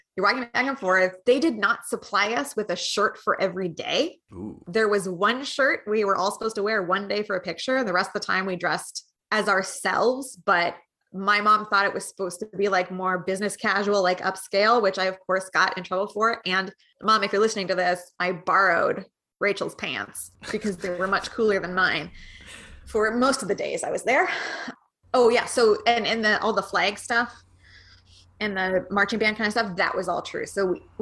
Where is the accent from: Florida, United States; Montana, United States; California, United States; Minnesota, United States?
Montana, United States; Missoula; I came out of the Missoula section. So that is the liberal corner of Montana.